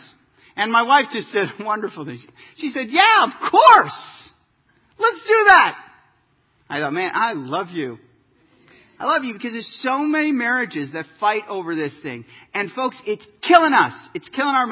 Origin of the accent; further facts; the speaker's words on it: Kansas, United States; I'm from Kansas. We don't see peaks a whole lot.